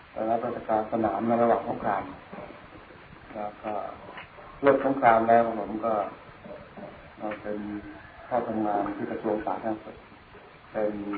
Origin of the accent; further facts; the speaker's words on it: Sakon Nakhon, Thailand; moved away; also born or lived in Bangkok / Loei / India; เกิดที่จังหวัดสกลนครแล้วก็เข้าไปเรียนแพทย์ที่กรุงเทพ